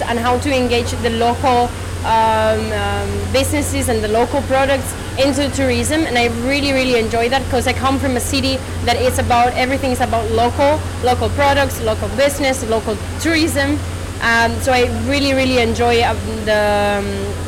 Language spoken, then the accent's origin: English; Spain; I'm from Spain